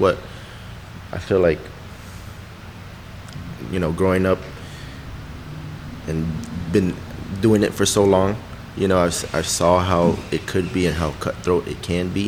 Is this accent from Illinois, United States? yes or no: yes; Chicago, Illinois, United States; I grew up, born and raised in Chicago